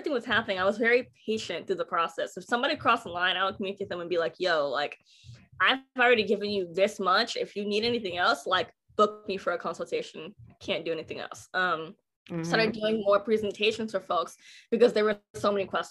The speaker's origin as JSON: {"language": "English", "town": "Pullman", "region": "Washington", "country": "United States", "tie": "born or raised there", "moved": "as an adult", "lives_now": "Texas, United States", "said": "I grew up in Pullman, Washington"}